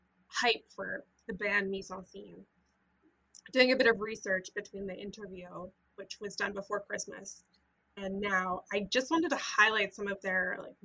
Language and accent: English; British Columbia, Canada; I grew up in British Columbia.